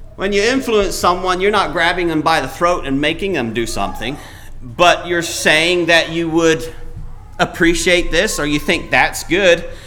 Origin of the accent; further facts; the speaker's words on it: Paraguay; moved away; I was born in Paraguay